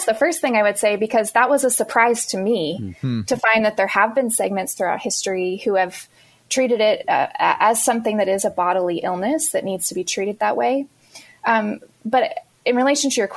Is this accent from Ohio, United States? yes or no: no; Pennsylvania, United States; I'm coming today from Pennsylvania. It's where I grew up